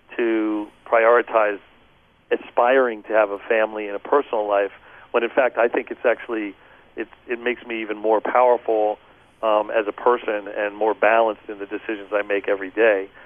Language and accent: English; Philadelphia, Pennsylvania, United States; moved away; I grew up in outside of Philadelphia until I was about eight years old. Our house burned down. My parents got divorced, and we moved into the inner city in Philly